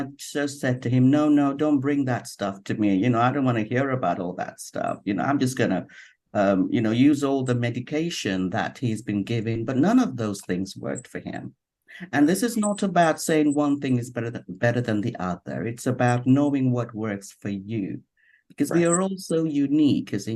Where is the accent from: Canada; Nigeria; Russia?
Nigeria; now in London, United Kingdom; I'm originally from Nigeria, but I have been based in London since probably nearly 30 something years now.